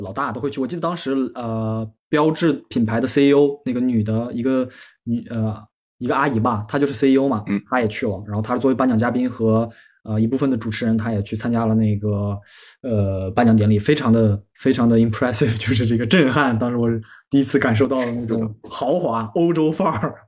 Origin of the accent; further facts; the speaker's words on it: Inner Mongolia, China; moved away as an adult; now in Paris, France; 我来嗯自哼咱们祖国的西部内蒙古嗯国哼，然后就是比较干旱，然后我们家里人有人在做环保，就是种树啊之类的